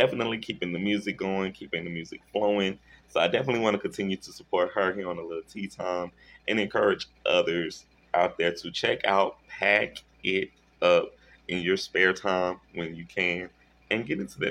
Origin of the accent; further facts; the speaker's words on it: Shreveport, Louisiana, United States; my hometown in Shreveport